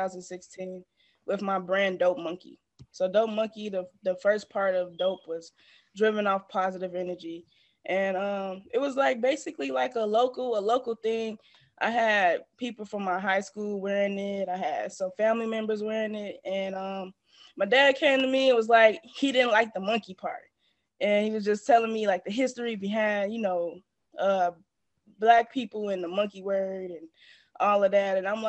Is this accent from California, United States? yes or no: no; Markham, Illinois, United States; I am from the suburbs of Chicago. So I grew up in Markham, Illinois